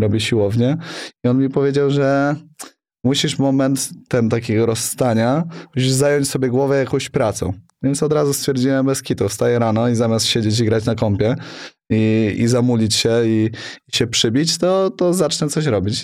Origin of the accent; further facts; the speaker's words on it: Sokołów Podlaski, Masovian Voivodeship, Poland; now in Warsaw, Poland; Jestem chłopak z Sokołowa Podlaskiego, co przy, przyjechał do Warszawy